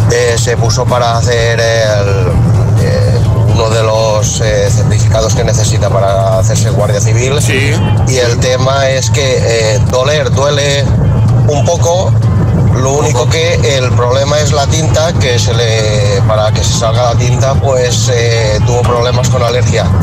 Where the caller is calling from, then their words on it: Valencia, Valencian Community, Spain; de Valencia.